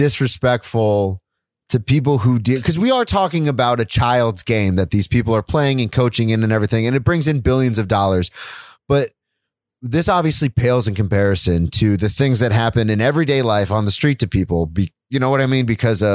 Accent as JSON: {"language": "English", "region": "the South", "country": "United States", "tie": "born or raised there", "said": "I grew up in the South. I played football in the South"}